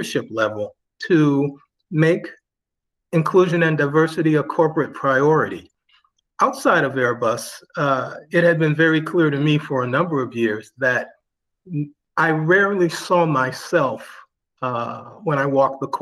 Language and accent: English; just outside of Cleveland, Ohio, United States; moved away as an adult; also born or lived in Massachusetts / Washington, D.C.; now in Northern Virginia, United States; I was born and raised in Ohio, just outside of Cleveland